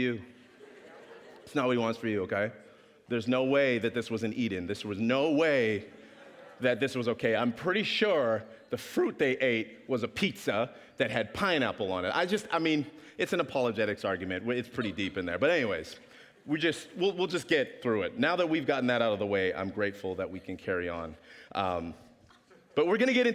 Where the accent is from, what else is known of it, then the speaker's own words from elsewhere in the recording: Regina, Saskatchewan, Canada; also born or lived in Kingston, Jamaica; I was raised in Saskatchewan